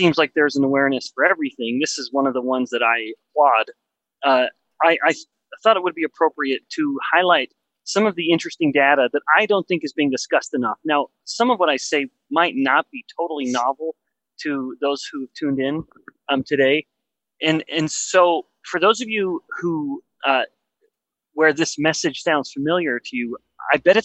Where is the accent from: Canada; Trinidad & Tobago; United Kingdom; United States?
Canada; Western Canada; I'm from Western Canada